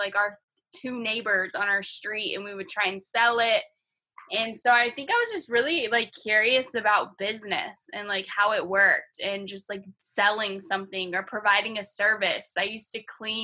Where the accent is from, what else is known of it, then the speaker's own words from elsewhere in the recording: Acworth, Georgia, United States; moved away as an adult; now in Boston, United States; home for me is Acworth, Georgia, and I've basically lived my entire life there